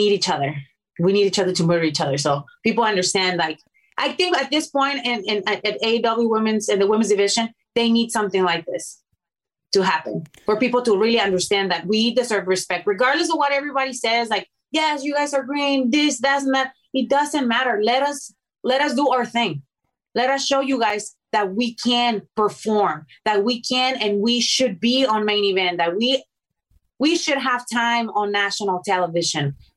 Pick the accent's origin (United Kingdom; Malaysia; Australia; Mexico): Mexico; English is a second language; now in United States; I was from Mexico